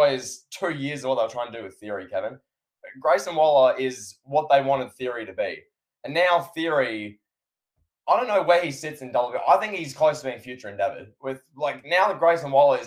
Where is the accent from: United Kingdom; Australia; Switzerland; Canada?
Australia